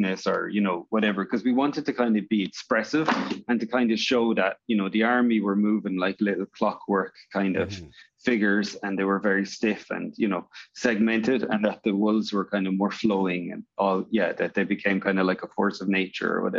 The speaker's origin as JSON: {"language": "English", "country": "Ireland", "tie": "born or raised there", "also_born_or_lived": "Northern Ireland", "said": "I'm from Northern Ireland originally and grew up in Ireland"}